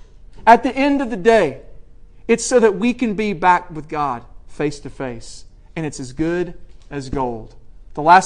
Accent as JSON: {"language": "English", "region": "Middle Tennessee", "country": "United States", "moved": "yes", "said": "I'm from Middle Tennessee. When I go back there, I love it."}